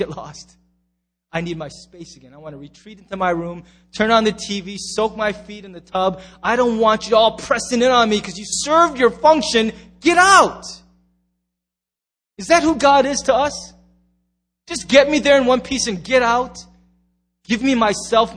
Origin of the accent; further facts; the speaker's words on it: United States; as an American.